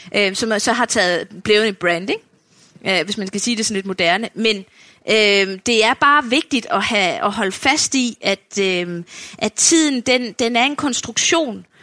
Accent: Funen, Southern Denmark, Denmark; nu er jeg jo selv fynbo

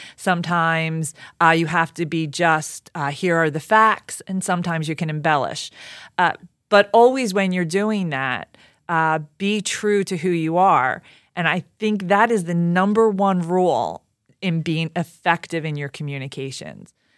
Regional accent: Philadelphia, Pennsylvania, United States; I grew up in Southwest Philly

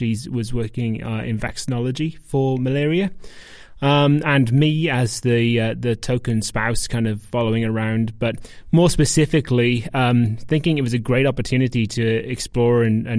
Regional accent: Wales, United Kingdom; also born or lived in Brisbane, Australia; now in Netherlands; I'm a British guy, or Welsh specifically.

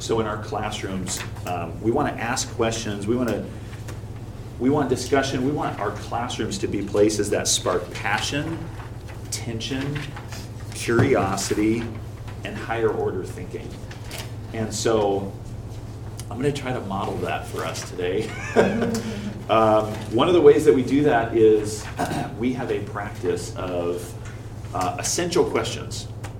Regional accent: Kentucky, United States; I recently participated in a televised debate on national science standards being implemented in my home state of Kentucky.

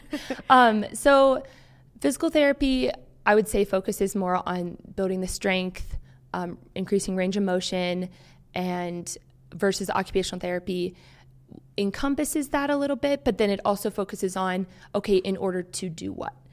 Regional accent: Maryland, United States; moved away as an adult; also born or lived in Harrisonburg, Virginia; I grew up in Maryland.

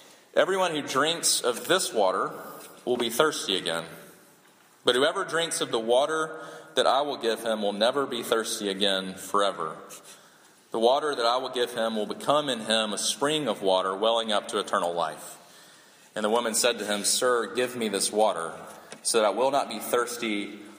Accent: South Carolina, United States; I'm from South Carolina

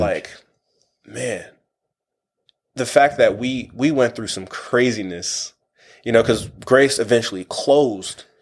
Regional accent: Wichita, Kansas, United States; I'm from Wichita, Kansas

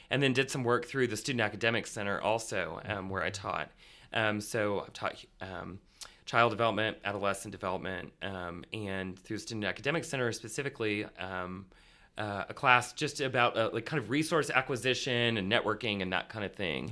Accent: rural Indiana, United States; I grew up in rural Indiana

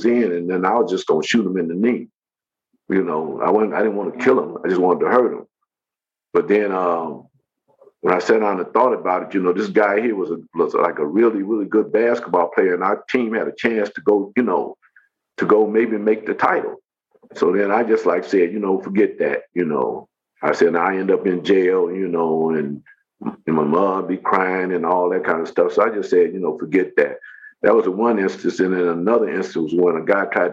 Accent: Macon, Mississippi, United States; moved away; also born or lived in Chicago, Illinois / Los Angeles, California; I grew up in Mississippi, you know, before I came to Chicago. You know, a lot of my life was spent in Mississippi, you know, down in Macon, Mississippi

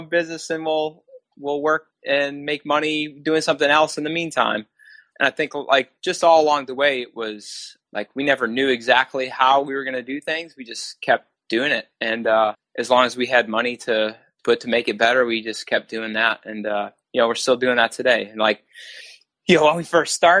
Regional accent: Wisconsin, United States; moved away as an adult; now in New Jersey, United States; I'm not originally from New Jersey, I'm from Wisconsin

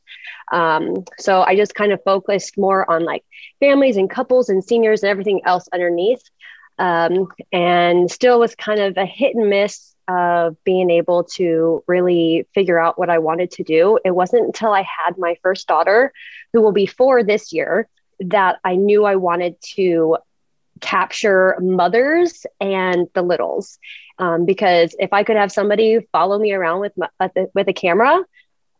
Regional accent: Portland, Oregon, United States; I am from Portland, Oregon

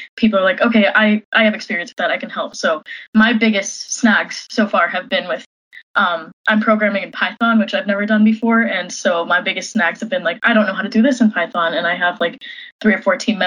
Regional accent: Washington, United States; moved away as an adult; also born or lived in Madison, Wisconsin; I grew up in Washington for the most part

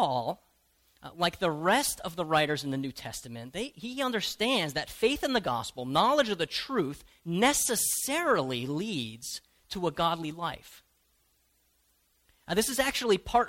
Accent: United States; as American Christians

